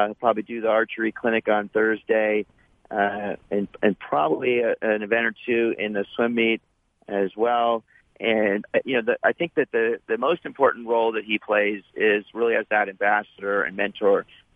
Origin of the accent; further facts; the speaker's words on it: Santa Barbara, California, United States; I grew up in Santa Barbara, right? So, big surf town